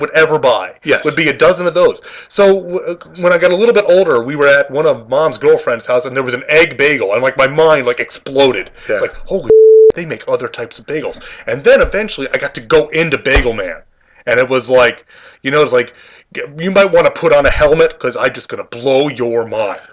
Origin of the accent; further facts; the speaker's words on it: New York, United States; we're both from New York